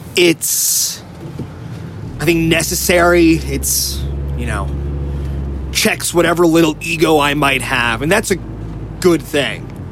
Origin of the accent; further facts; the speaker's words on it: New Jersey, United States; moved away; also born or lived in New York; I grew up in North Jersey